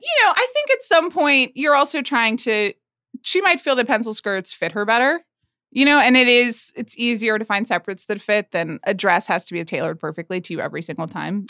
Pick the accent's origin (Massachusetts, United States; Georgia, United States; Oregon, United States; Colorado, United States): Georgia, United States; Atlanta; accent: Southern; moved away; I was born in Atlanta, Georgia. and actually do have a bit more of a Southern accent than I do at this moment